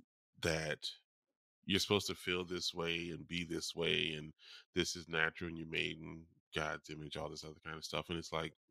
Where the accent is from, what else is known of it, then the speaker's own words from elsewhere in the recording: New Orleans, Louisiana, United States; I'm from New Orleans. I've experienced a lot of years in Mardi Gras